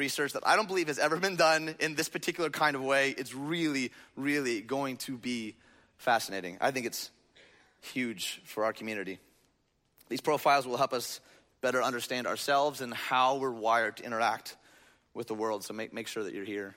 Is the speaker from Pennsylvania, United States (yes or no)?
no; outside Detroit, Michigan, United States; the little church that I grew up in outside Detroit